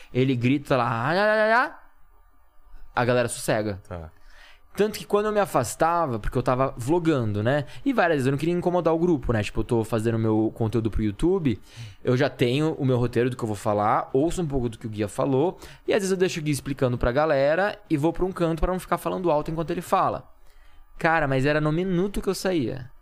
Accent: Campinas, São Paulo, Brazil; Campinas, que é a minha cidade, de onde eu sou

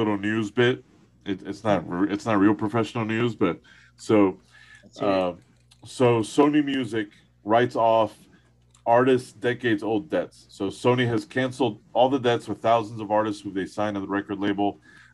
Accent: Miami, Florida, United States; most of my friends are Cuban. We grew up in Miami

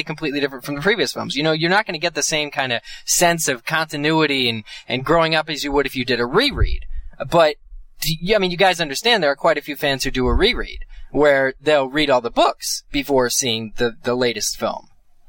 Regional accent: Reading, Pennsylvania, United States; the IMAX in my hometown of Reading, Pennsylvania, is doing it, a rewatch.

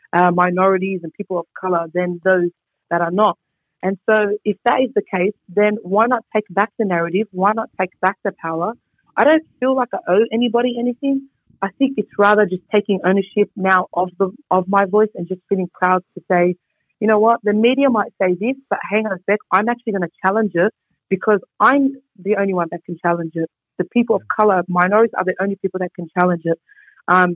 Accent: Sydney, New South Wales, Australia; also born or lived in Bankstown; I'm from the area. I was born in Punch Bowl. I went to school in Punch Bowl. And I went to university in Bankstown

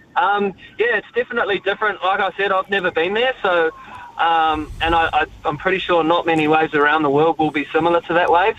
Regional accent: Raglan, Waikato, New Zealand; Growing up in Raglan

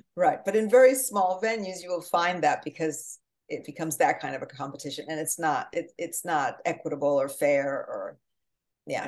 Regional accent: New Jersey, United States; also born or lived in Portugal; now in Manhattan, United States; I'm from Jersey

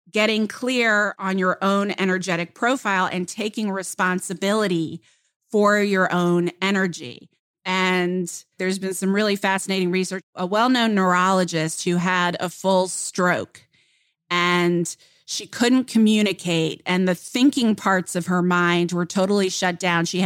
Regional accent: Kenya; first language Luo; English is a second language; because in my native uh, language or in my mother tongue, which is Luo

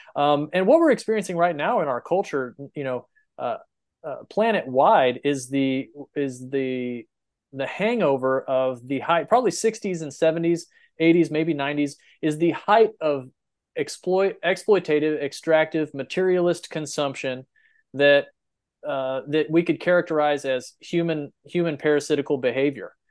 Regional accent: Texas Panhandle, United States; I grew up in the Panhandle of Texas

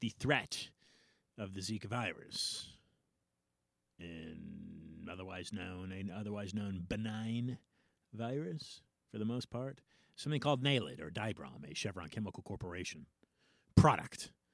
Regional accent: California, United States; now in Florida, United States; as a Californian by origin, I found my way over to the East Coast, the Florida beaches.

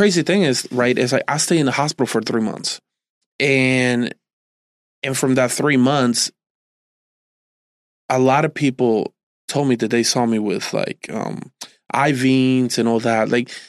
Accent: New Jersey, United States; born or raised there

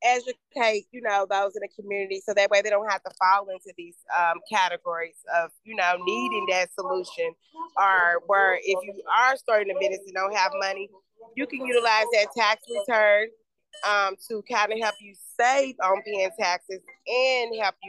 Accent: Louisville, Kentucky, United States; I'm from Louisville, grew up there

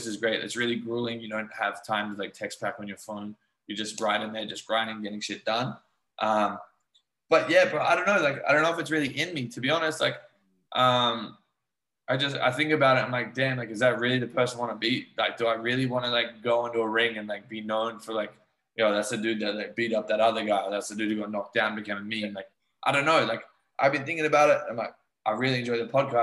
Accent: Australia; moved away; also born or lived in New Zealand; I grew up in Australia where we played rugby league

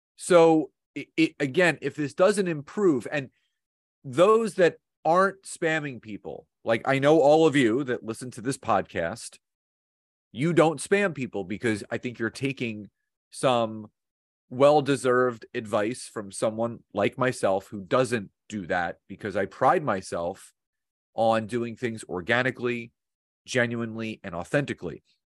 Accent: Philadelphia, Pennsylvania, United States; now in New Jersey, United States; I've born and raised in Philadelphia, grown up there, uh, now live about twenty-five minutes outside of Philadelphia, just across the bridge in Jersey

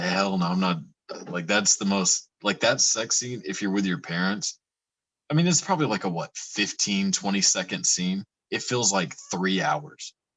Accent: Texas, United States; I'm from Texas, so the Southern accent is does nothing for me, just because yeah, I'm, I'm um so used to it

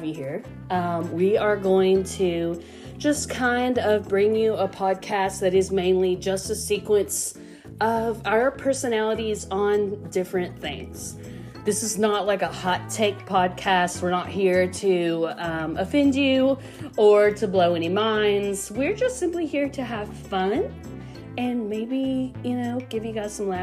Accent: United States; also born or lived in Tampa, Florida; I was born right here in the Tri-Cities. Basically lived here all my life

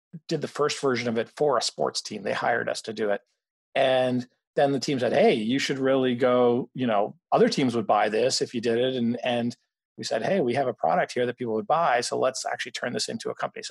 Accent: Canada; moved away as an adult; also born or lived in Mexico; now in Boston, United States; I grew up mostly in Canada and, you know, partly in Mexico and partly in Canada, but, you know, the end of high school and college was in Canada

